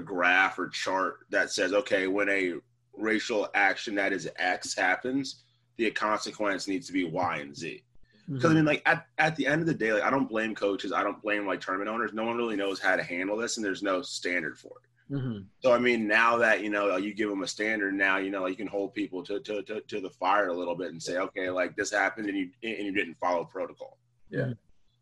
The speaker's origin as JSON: {"language": "English", "region": "the South", "country": "United States", "said": "I'm from the South"}